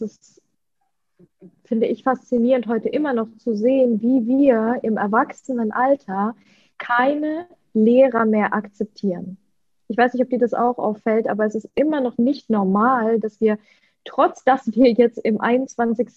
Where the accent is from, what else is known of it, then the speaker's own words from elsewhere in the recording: Leverkusen, North Rhine-Westphalia, Germany; first language Russian; German is a second language; also born or lived in Ukraine; now in Bali, Indonesia; in Deutschland, in Leverkusen, in meiner Heimat. Dort bin ich groß geworden